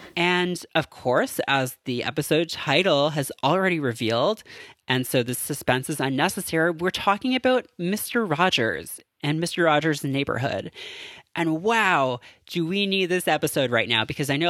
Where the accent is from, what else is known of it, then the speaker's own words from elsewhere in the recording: Canada; I am Canadian.